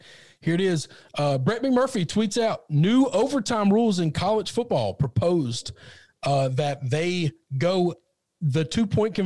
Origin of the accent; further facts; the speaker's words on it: Mississippi, United States; I grew up in Mississippi.